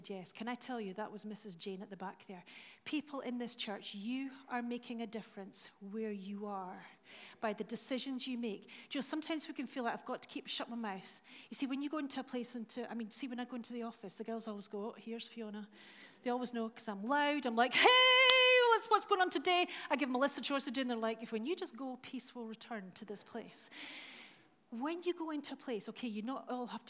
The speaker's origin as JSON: {"language": "English", "town": "Dundee", "region": "Scotland", "country": "United Kingdom", "said": "I'm from Dundee."}